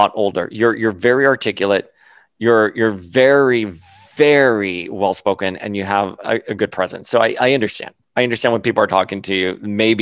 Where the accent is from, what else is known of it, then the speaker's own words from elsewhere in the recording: Miami, Florida, United States; now in New York, United States; I grew up on Calle Ocho before my parents moved us to other parts of Miami